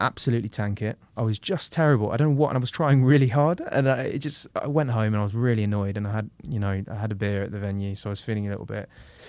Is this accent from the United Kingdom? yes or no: yes; London, United Kingdom; I'm from London and I'm a comedian.